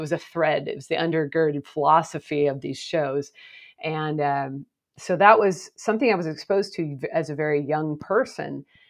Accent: Portland, Oregon, United States; I grew up in the Pacific Northwest of the United States, and as you noted, in the Portland area, which I'm back there again.

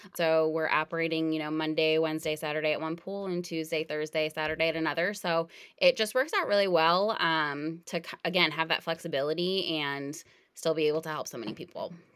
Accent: New England, United States; we grew up in New England

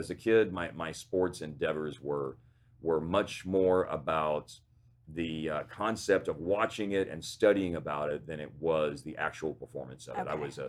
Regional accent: Texas, United States; growing up in Texas

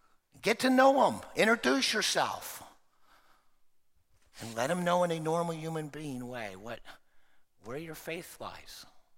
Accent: Oklahoma, United States; born there; also born or lived in Texas; Now, you know I've spent a lot of time in Texas, but I was born in Oklahoma, and my birth trumps where I lived.

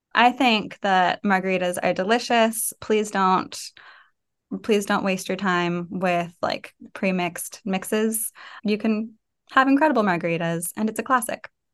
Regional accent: Fresno, California, United States; moved away as an adult; also born or lived in San Francisco / New York / Syracuse; growing up in Fresno

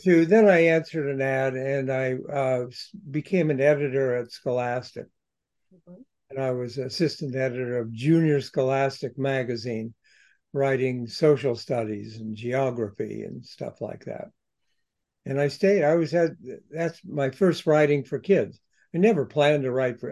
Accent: Columbus, Ohio, United States; I was in my hometown, Columbus, Ohio

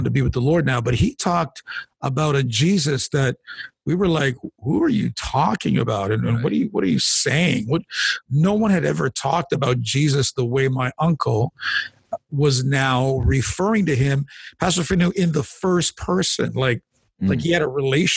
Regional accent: Canada; My background, by the way, is Italian. My parents are immigrants to this country, but I was born here in Canada.

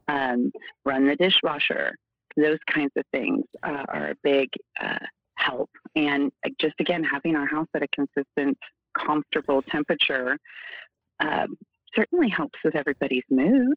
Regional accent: Oregon, United States; moved away as an adult; now in Arizona, United States; I I'm from Oregon originally. I've been in Arizona for almost 15 years

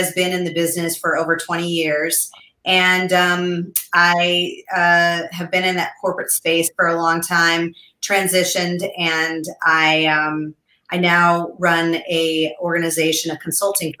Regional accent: Colorado, United States; we're from Colorado

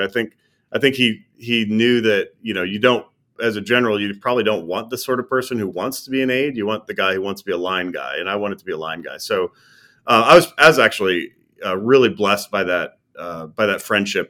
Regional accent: Minot, North Dakota, United States; I was born and raised in North Dakota, of all places, a place called Minot.

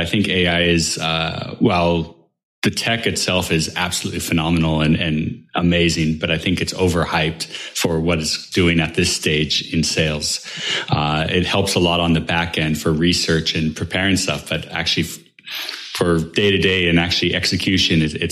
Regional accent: Seattle, Washington, United States; moved away as an adult; now in Israel; I'm from Seattle originally, but I'm now living in Israel

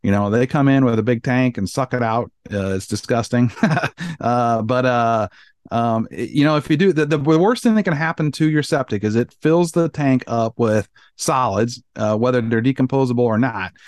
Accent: Iowa, United States; moved away; I grew up on Iowa and drank out of a well my entire life

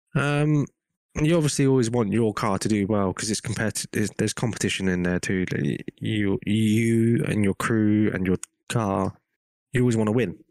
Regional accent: England, United Kingdom; accent: English; moved away as an adult; also born or lived in Hong Kong; now in United States; I was born in England.

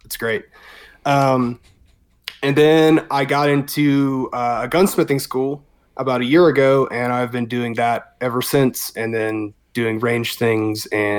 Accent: South Georgia, United States; moved away as an adult; now in Colorado, United States; I was raised in South Georgia, you know, spent my adolescent years there

